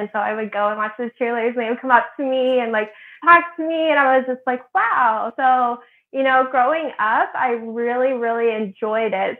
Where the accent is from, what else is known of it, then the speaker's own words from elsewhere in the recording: Midwest, United States; also born or lived in Indiana / Illinois; So I'm originally from the Midwest. I grew up in Indiana and Illinois.